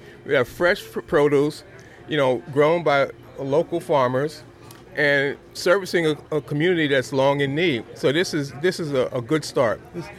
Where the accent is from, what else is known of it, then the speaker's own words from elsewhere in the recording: New York City, New York, United States; now in Albany, United States; the place I grew up in Brooklyn, near Prospect Park, if anybody knows Brooklyn, was beautiful. Between 64 and 68, we had 13 rooms, and I grew up with my aunts and uncles.